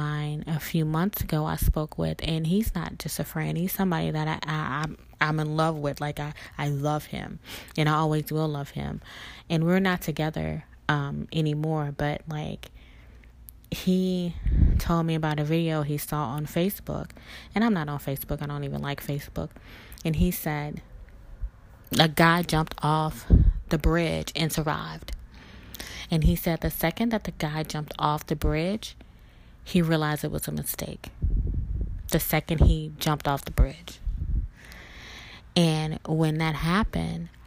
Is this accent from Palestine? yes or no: no; Mississippi, United States; now in Louisiana, United States; we're both from Mississippi, and we relocated to Louisiana.